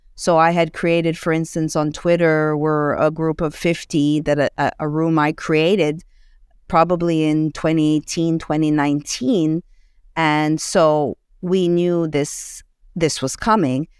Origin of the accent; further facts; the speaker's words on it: Montreal, Quebec, Canada; moved away as an adult; now in United States; I hail from Montreal, Canada